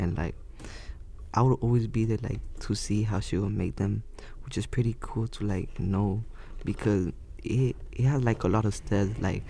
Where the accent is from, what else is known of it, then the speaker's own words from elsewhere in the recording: El Salvador; Because there have been many times that I tell people that I'm from Salvador, and they're like, oh, where is that?